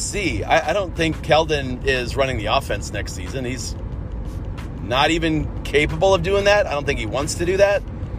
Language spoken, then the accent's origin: English; Cleveland, Ohio, United States; I'm from Cleveland area